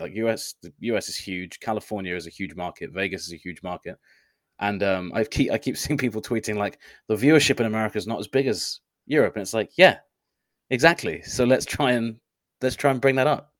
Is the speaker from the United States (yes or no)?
no; United Kingdom; I as a British person